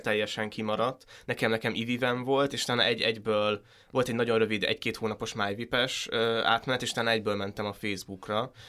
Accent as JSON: {"language": "Hungarian", "country": "Hungary", "tie": "born or raised there", "said": "ebben az országban nőttem fel"}